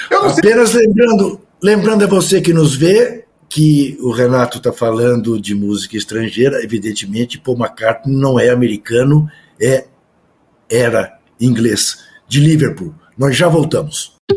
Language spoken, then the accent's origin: Portuguese; Brazil; nós, nós, nós, brasileiros